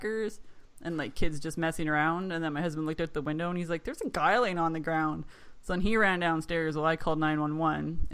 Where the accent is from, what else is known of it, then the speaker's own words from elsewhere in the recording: Canada; I'm Canadian